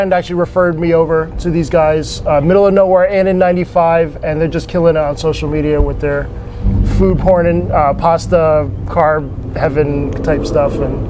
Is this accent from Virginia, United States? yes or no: no; Boston, Massachusetts, United States; moved away as an adult; also born or lived in New York City / Japan; now in Las Vegas, United States; My family's actually from Taiwan, but I was born in the U.S. and I grew up in Boston